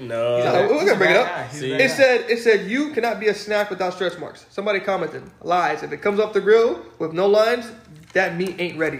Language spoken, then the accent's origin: English; New York, United States; I'm from New York